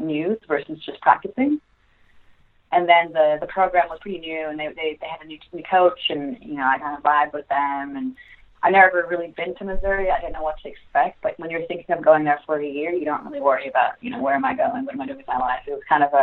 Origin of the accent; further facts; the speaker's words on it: Serbia; moved away; also born or lived in United States; I'm from Serbia, maybe because I wasn't raised in an American household